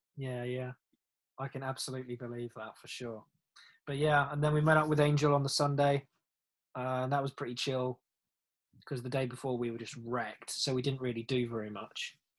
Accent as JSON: {"language": "English", "region": "England", "country": "United Kingdom", "moved": "yes", "lives_now": "Germany", "said": "Being English in Germany"}